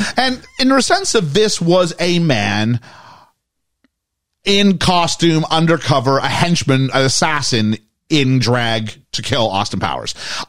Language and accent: English; Canada; As a Canadian